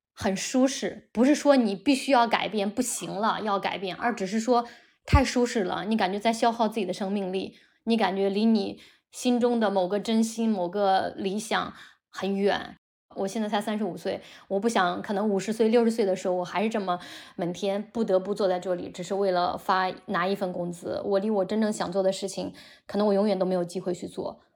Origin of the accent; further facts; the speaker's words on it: China; 我们中国人